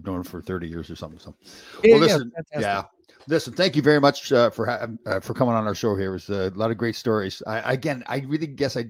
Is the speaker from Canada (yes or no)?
yes; Canada; I grew up in Canada.